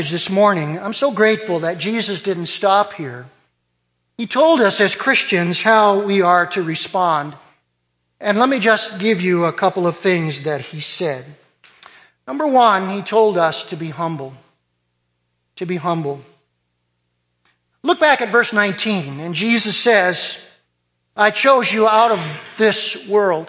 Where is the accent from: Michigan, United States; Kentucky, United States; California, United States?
Michigan, United States; Detroit; I was born in Detroit